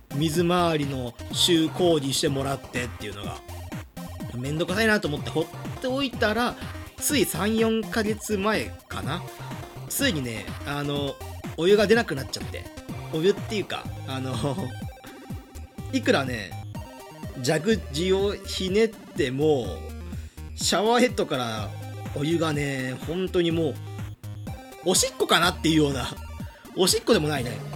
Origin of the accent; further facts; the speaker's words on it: Hyogo countryside, Japan; moved away as an adult; also born or lived in Itabashi, Tokyo; now in Tokyo, Japan; 兵庫のクソ田舎から東京のね、シティボーイになるために、まあ、大学に上京するために、5年前